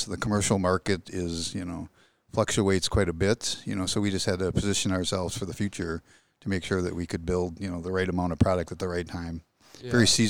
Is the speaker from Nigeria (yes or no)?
no; Wisconsin, United States; No, but Wisconsin's close enough.